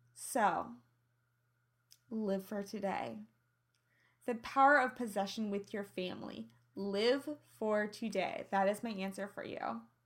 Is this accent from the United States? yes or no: yes; Midwest, United States; accent: twang; now in Los Angeles, United States; I'm from the Midwest. I have an innocence to my twang